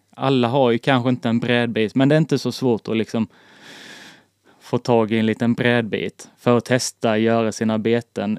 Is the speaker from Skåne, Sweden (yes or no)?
no; the Småland border near Blekinge, Sweden; jag kommer från alltså, Smålandsgränsen. Den var så nära Blekinge så jag har ju en, alltså, en liten skvätt i blodet. Det är liksom från Småland.